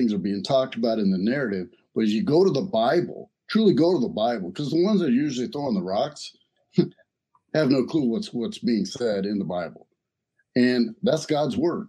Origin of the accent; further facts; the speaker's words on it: the South, United States; I grew up in the South.